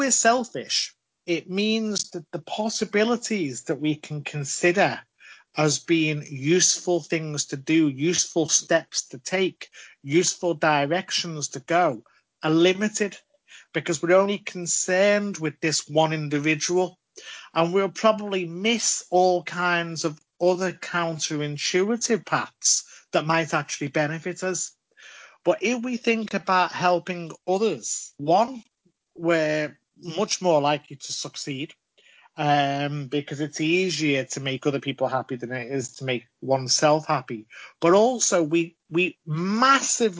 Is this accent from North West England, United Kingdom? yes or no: yes; Liverpool, North West England, United Kingdom; I'm from Liverpool, of course, famous for Yours or Yous, Giz a Job.